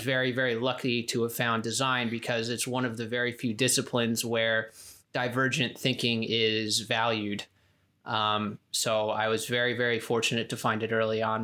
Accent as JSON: {"language": "English", "town": "Spring Lake", "region": "New Jersey", "country": "United States", "tie": "born or raised there", "also_born_or_lived": "California", "moved": "yes", "said": "I grew up in New Jersey, Spring Lake, New Jersey."}